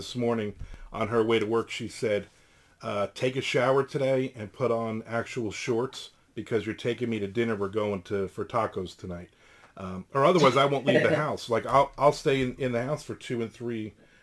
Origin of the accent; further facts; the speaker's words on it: New Jersey, United States; moved away; I'm originally from New Jersey.